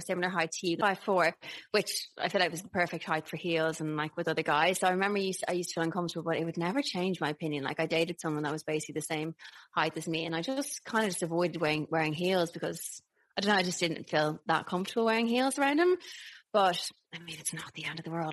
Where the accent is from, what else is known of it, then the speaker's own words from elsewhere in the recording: Ireland; accent: Irish; moved away; Hello from Ireland. I'm back and I'm very Irish because I'm around my people